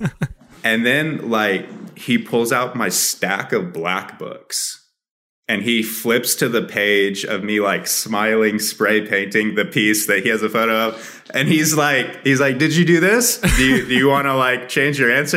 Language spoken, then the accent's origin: English; New Mexico, United States; also born or lived in Dallas; my hometown, or, like, even, like, all of New Mexico